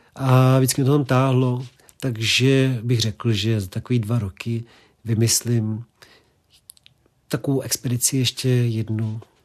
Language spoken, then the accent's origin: Czech; Prague, Czechia; Já jsem vyrůstal vlastně v Krči